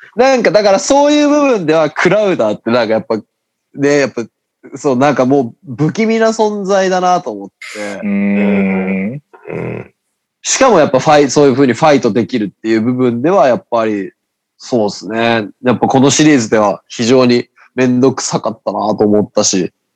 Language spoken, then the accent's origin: Japanese; Fukuoka, Japan; accent: Hakata dialect; めちゃくちゃ博多弁出てしまった